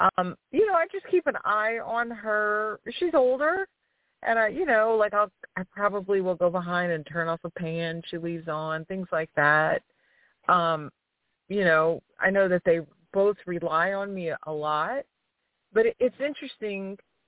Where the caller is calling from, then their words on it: Louisiana, United States; from Louisiana.